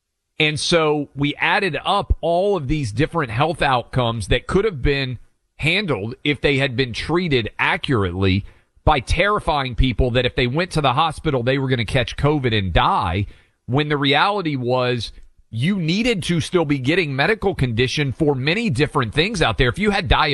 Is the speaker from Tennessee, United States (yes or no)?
yes; Tennessee, United States; the state of Tennessee, my home state, in Chattanooga, my mom's hometown